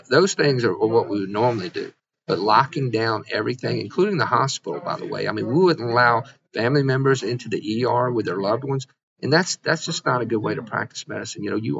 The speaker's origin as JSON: {"language": "English", "region": "Mississippi", "country": "United States", "tie": "born or raised there", "said": "I've been a doctor here for 25 years. I'm born and raised in Mississippi."}